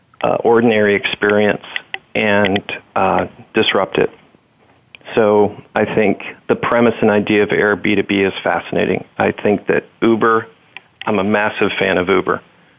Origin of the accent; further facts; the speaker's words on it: the South, United States; And growing up in the South, I'll have to say Waffle House.